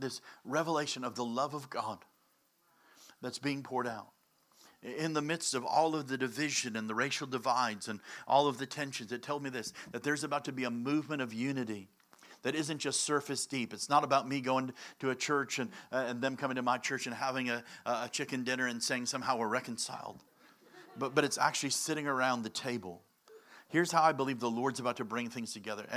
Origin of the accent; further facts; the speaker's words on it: Chicago, Illinois, United States; I'm from Chicago